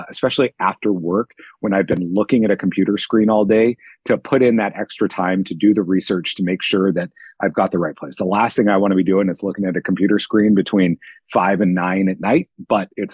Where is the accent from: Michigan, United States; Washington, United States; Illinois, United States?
Washington, United States; Seattle; moved away as an adult; also born or lived in Southern California / Dallas, Texas / London; I'm from Seattle, Washington. I've lived in Southern California, Dallas, Texas, London. Landed back here in Seattle